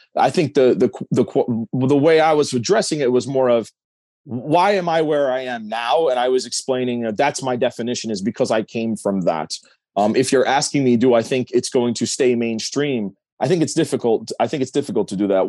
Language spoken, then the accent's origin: English; New Jersey, United States; born or raised there; also born or lived in Connecticut; now in Englishtown, United States